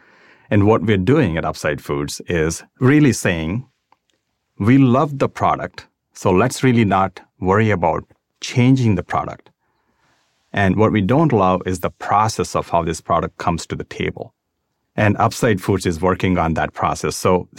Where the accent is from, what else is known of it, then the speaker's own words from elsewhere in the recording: South India, India; That was just a neighbor to where I grew up in South India.